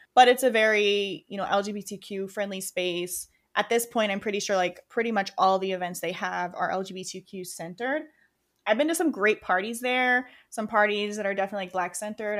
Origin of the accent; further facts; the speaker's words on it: Rochester, New York, United States; moved away as an adult; also born or lived in Oklahoma; now in New York City, United States; I grew up in Rochester, so that was the community I knew